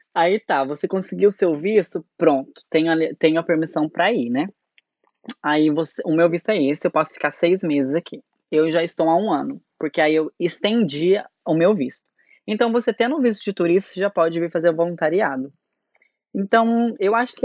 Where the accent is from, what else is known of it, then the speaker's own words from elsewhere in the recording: Brazil; moved away as an adult; also born or lived in Curitiba, Brazil; essa saudade do, do nosso povo, do nosso Brasil